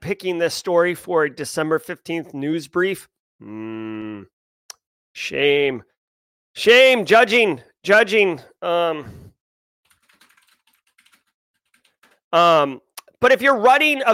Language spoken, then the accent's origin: English; Boston, Massachusetts, United States; accent: Boston; my actual Boston accent